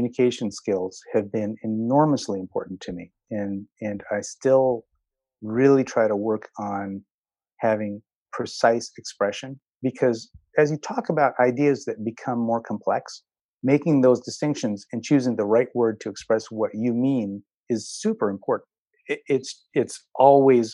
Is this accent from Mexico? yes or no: no; Philadelphia, Pennsylvania, United States; I grew up in Philly